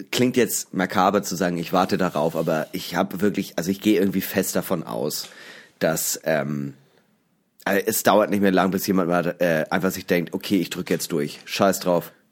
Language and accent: German; Hamburg, Germany; aus Hamburg